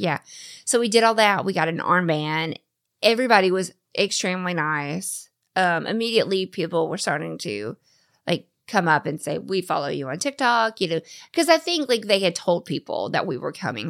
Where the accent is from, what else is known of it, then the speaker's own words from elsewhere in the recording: the South, United States; I'm born and raised in the South